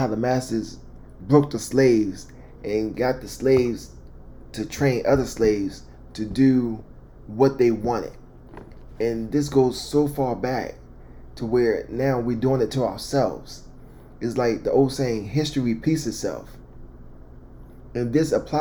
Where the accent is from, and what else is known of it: Baltimore, Maryland, United States; born or raised there